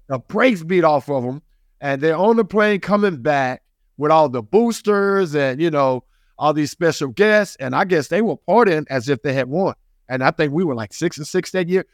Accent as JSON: {"language": "English", "region": "the South", "country": "United States", "tie": "born or raised there", "said": "I grew up in the South"}